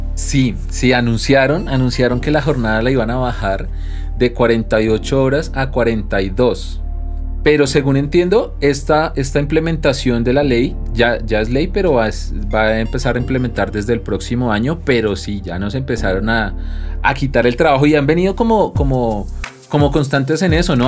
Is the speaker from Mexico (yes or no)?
no; Colombia; nos han enseñado a actuar como colombianos